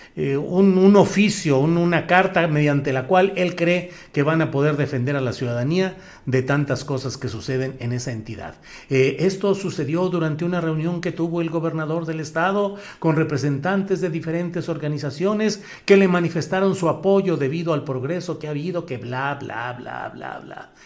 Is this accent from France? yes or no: no; Torreón, Coahuila, Mexico; moved away; Torreón, Coahuila, mi tierra natal, con la que cada vez sueño más y me acuerdo de más cosas de mi infancia